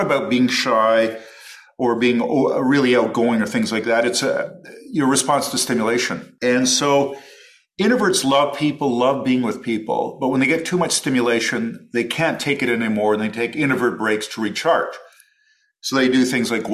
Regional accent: Toronto, Ontario, Canada; moved away as an adult; also born or lived in Los Angeles, United States / Oxford, United Kingdom; growing up in Toronto

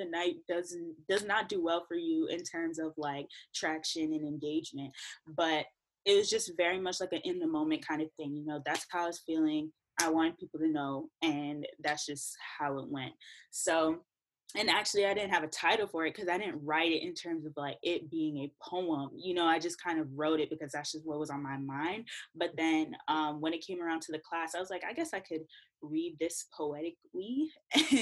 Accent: New York City, New York, United States; I'm from Brooklyn. My family is Jamaican. I'm first gen.

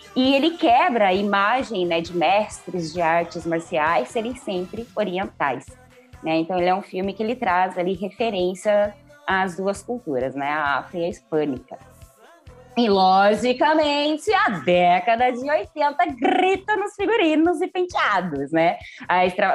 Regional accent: Brazil; now in São Paulo, Brazil; minha terra natal

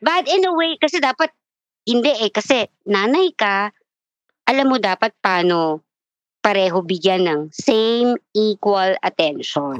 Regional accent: Quezon City, Metro Manila, Philippines; I'm from Quezon City

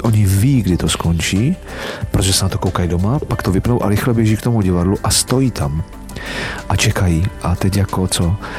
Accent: Czechia; Tady u nás v Čechách

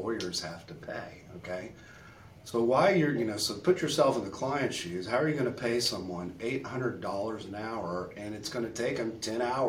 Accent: Beaumont, Texas, United States; my hometown of Beaumont, which is about 80 miles east of Houston

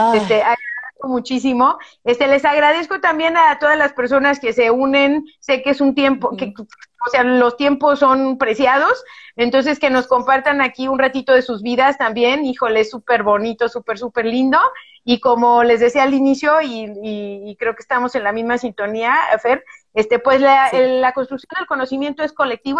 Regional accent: Guadalajara, Jalisco, Mexico; yo soy bien tapatía

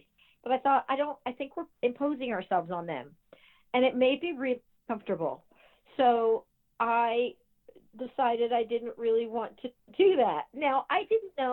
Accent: between Delaware and Maryland, East Coast, United States; I grew up on the East Coast, so between Delaware and Maryland area.

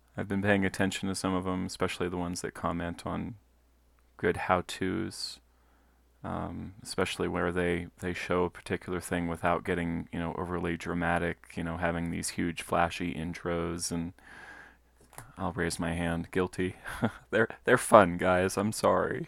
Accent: Colorado Springs, Colorado, United States; I'm a Colorado native. I was born and raised in Colorado Springs

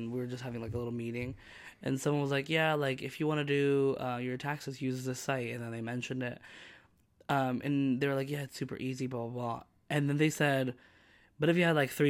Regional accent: Uruguay; moved away; I'm going to my birth country after 15 years of not having gone

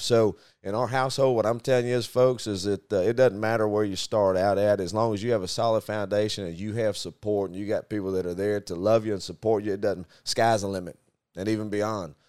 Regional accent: Rison, Arkansas, United States; it's called Ryzen, Arkansas

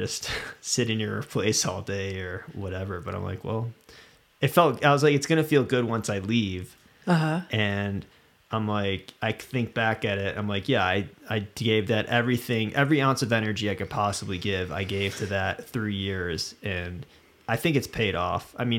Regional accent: Midwest, United States; I grew up in the Midwest and like for me, the West was like, when I first came out West, it was when I was 21

